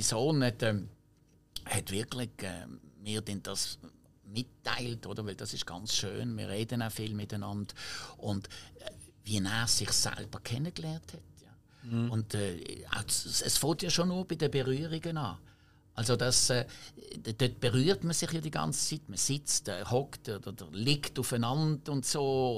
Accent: Basel, Basel-Stadt, Switzerland; accent: Baseldeutsch; first language French; German is a second language; Ich bin ja französisch sprechend aufgewachsen in Basel, aber französisch sprechend

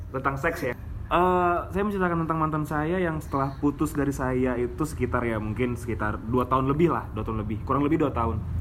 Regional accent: Pekanbaru, Riau, Indonesia; moved away as an adult; now in Yogyakarta, Indonesia; asal saya dari Pekanbaru saya kuliah di Jogja

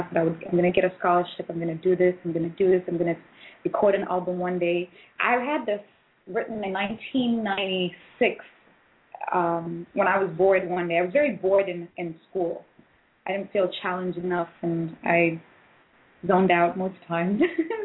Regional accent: Tanzania; now in United States; I was born in Tanzania

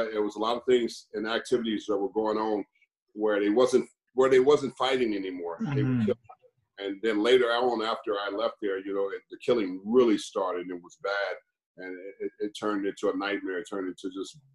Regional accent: Los Angeles, California, United States; I grew up in Los Angeles, California, went to a school called Crenshaw High.

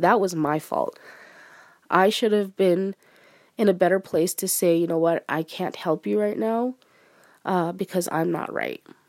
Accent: Arizona, United States; I'm a Mexican American. I'm Hispanic, uh, born and raised in Arizona

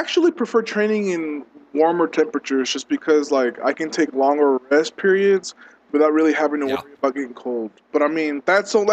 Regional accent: Odessa, Texas, United States; moved away as an adult; now in San Antonio, United States; I'm born and raised West Texas, Odessa

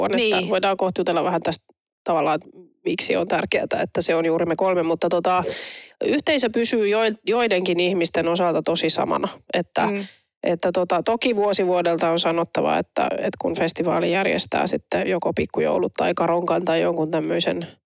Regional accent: Turku, Southwest Finland, Finland; kun mä oon Turusta kotoisin

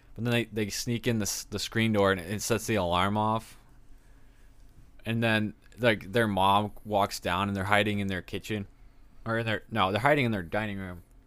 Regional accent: Texas, United States; I'm from Texas

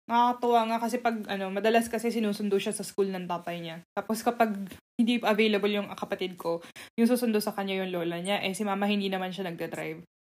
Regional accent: Kobe, Hyogo, Japan; Kahit sa taga-Kobe ako, minsan ko lang yan tinry yata.

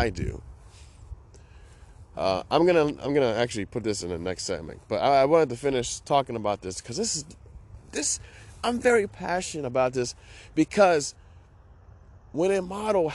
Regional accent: Chicago, Illinois, United States; now in Hawaii, United States; I grew up in Chicago

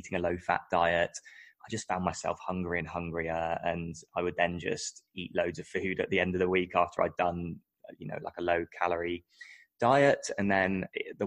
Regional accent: United Kingdom; moved away as an adult; now in Australia; I'm British, and I moved to Australia around about 2011.

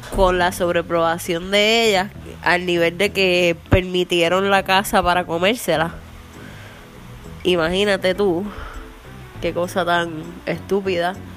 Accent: Arecibo, Puerto Rico; accent: puertorriqueño; Pues somos puertorriqueños. Así que casi pues somos de Arecibo

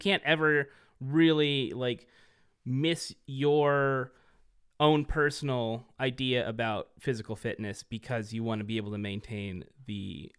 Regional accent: Merced, California, United States; a bunch of kids in Merced, where I grew up in California

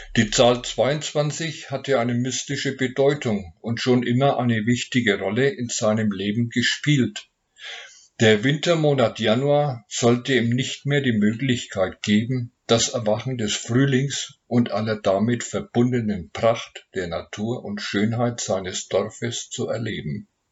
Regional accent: Nuremberg, Bavaria, Germany; ich komme aus Nürnberg

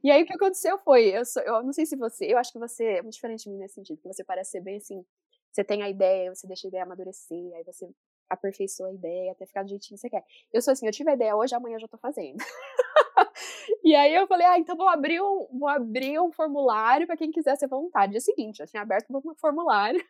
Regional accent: Brazil; moved away as an adult; now in United States; eu sou brasileira.

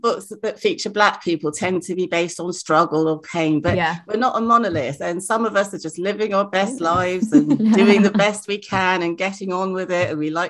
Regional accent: Nigeria; In West Africa, I'm from Nigeria, the word Wahala is ubiquitous.

